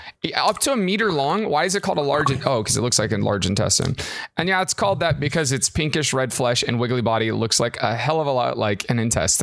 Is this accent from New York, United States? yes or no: no; Texas, United States; I'm from Texas